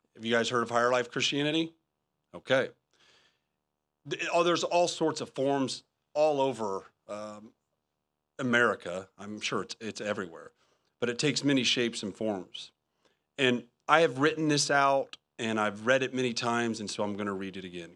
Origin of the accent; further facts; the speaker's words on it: Indiana, United States; moved away; I'm from Indiana